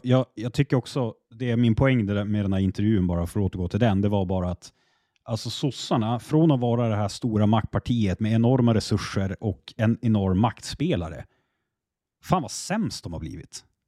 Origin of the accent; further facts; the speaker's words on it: Västerbotten County, Sweden; Jag är västerbottning